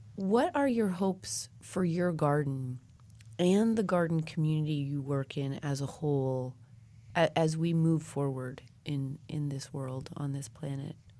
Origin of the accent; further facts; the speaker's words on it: Colorado, United States; moved away; I was born and raised in Colorado